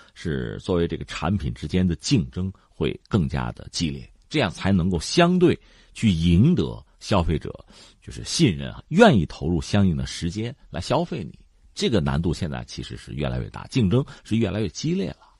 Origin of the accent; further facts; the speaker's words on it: China; 我们中国人